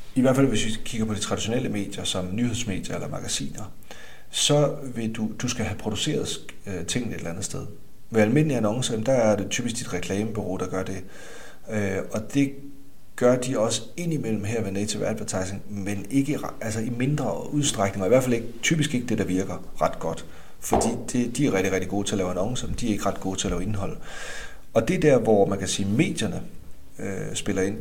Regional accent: Denmark; nu er jeg også fra Jylland

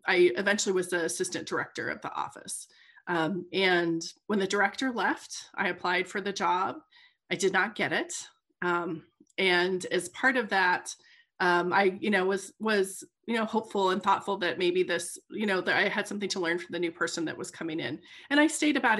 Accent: Arizona, United States; moved away as an adult; now in Bloomington, Indiana, United States; I'm born and raised in Arizona

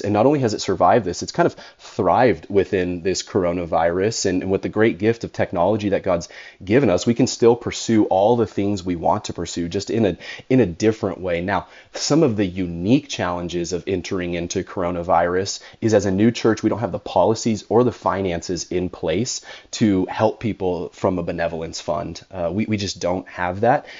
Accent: California, United States; born or raised there

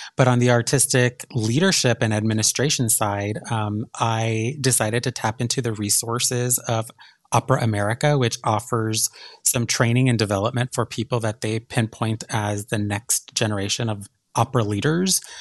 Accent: El Paso, Texas, United States; also born or lived in Pittsburgh; now in Minneapolis, United States; I'm from El Paso, Texas

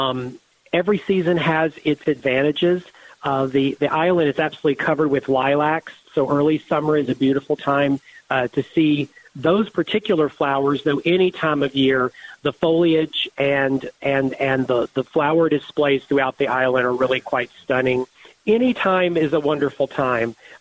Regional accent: Georgia, United States; I'm from Georgia

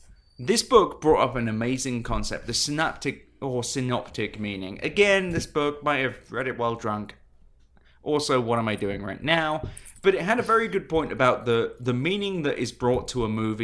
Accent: United Kingdom; I'm British.

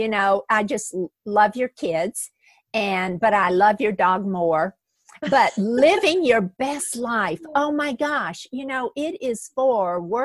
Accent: the South, United States; we're both from the South

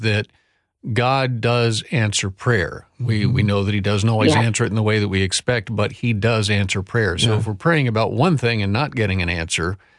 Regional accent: Atlanta, Georgia, United States; I grew up in Atlanta, Georgia

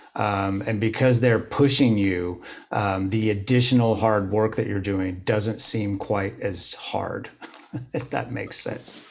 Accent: Bloomington, Indiana, United States; moved away as an adult; I grew up in Bloomington, Indiana

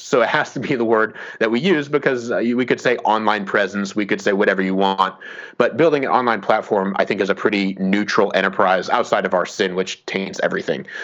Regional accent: Fort Wayne, Indiana, United States; moved away; I grew up in in Fort Wayne, Indiana.

